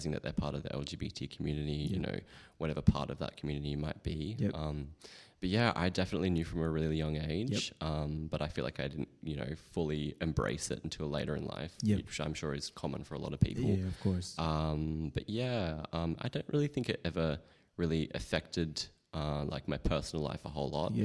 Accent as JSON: {"language": "English", "town": "Perth", "region": "Western Australia", "country": "Australia", "tie": "born or raised there", "moved": "as an adult", "lives_now": "Sydney, Australia", "said": "I was really little when we moved to Perth"}